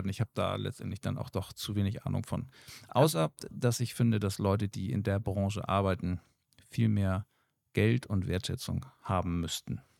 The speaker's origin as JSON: {"language": "German", "country": "Germany", "said": "Oder hier in Deutschland bei uns"}